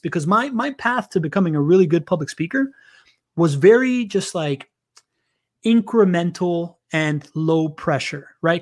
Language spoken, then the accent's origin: English; Miami, Florida, United States; first language Spanish; English is a second language; also born or lived in Venezuela; I grew up in, in Miami.